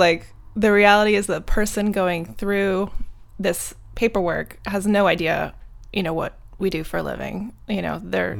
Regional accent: Canada; now in United States; Obviously, I moved here from Canada, so, you know, it's been a little while just getting settled in the States

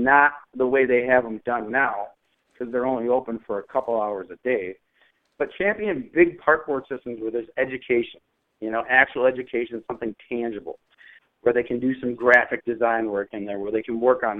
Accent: Minneapolis, Minnesota, United States; I grew up in North Minneapolis.

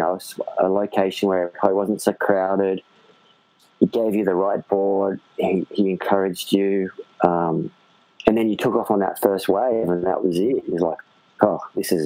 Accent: Sydney, New South Wales, Australia; I grew up in Sydney, Australia

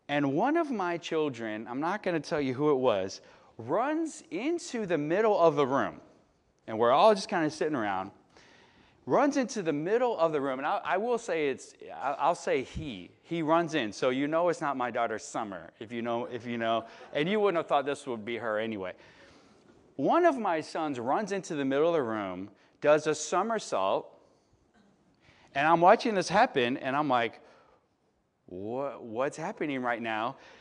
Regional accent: Chicago, Illinois, United States; moved away; I'm from Chicago

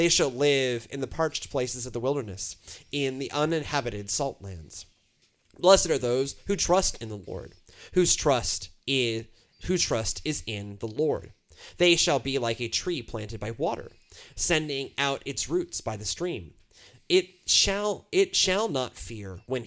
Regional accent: Houston, Texas, United States; I'm from Houston.

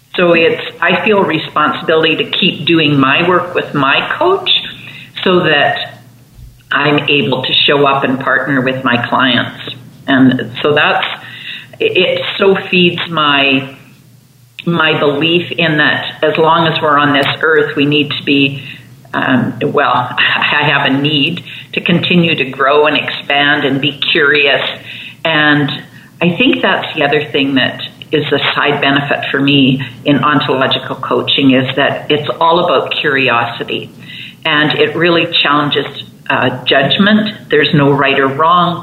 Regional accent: Swan River, Manitoba, Canada; I grew up in northern Manitoba in Canada

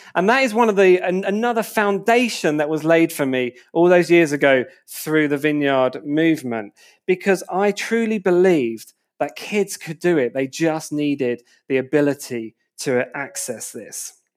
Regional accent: Enfield, London, United Kingdom; moved away as an adult; also born or lived in Wood Green / Berkhamsted / St Albans; I grew up in Enfield

